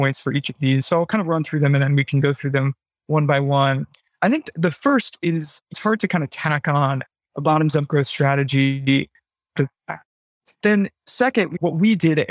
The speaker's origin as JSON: {"language": "English", "country": "United States", "moved": "yes", "lives_now": "London, United Kingdom", "said": "I am an American."}